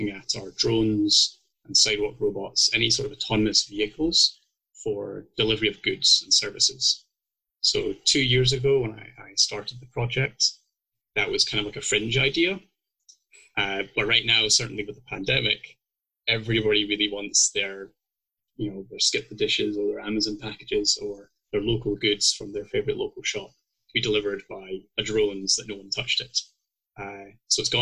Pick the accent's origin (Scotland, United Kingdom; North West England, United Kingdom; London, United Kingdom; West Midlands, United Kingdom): Scotland, United Kingdom; moved away as an adult; now in Calgary, Canada; if people can't tell by my accent yet, I'm actually originally from Scotland.